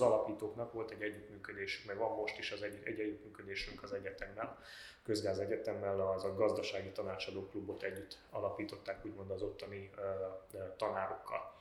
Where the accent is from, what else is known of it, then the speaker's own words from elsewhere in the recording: Cluj-Napoca, Cluj County, Romania; Én Kolozsvári vagyok, a Bátoriban végeztem, és utána pedig a Bábes Bolyain a közgáz szakon